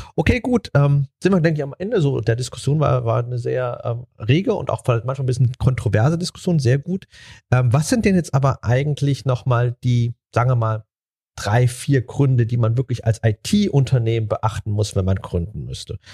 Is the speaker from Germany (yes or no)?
yes; Germany; wir Deutsche